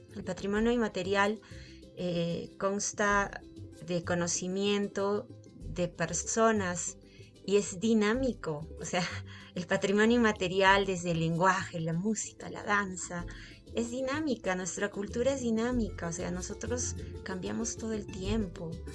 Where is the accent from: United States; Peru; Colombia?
Peru; Accha, Cusco; born or raised there